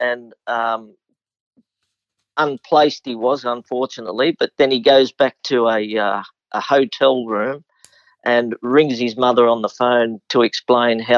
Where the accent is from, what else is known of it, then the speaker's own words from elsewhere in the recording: Sydney, New South Wales, Australia; I was local to Canterbury Racecourse growing up in Ashfield